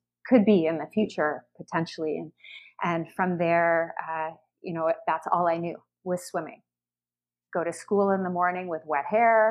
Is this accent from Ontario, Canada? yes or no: yes; London, Ontario, Canada; I grew up in London, Ontario